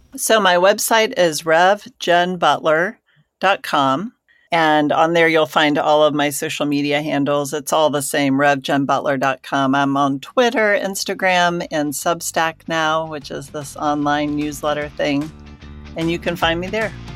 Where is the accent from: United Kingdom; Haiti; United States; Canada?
United States; Georgia; I grew up in Georgia